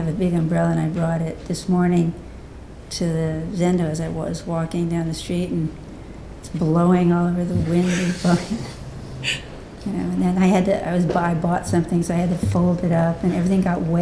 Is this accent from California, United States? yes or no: yes; Southern California, United States; moved away; also born or lived in Bronx, New York; I was actually born in New York, in the Bronx, but I was raised mostly in California, Southern California